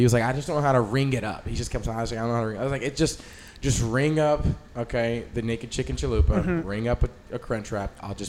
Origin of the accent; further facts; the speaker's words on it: Austin, Texas, United States; I mean, look, I was born in Mexico, in Austin, Texas, at St. David's on 35. Yeah, I was born in Mexico, so it's part of the culture for me.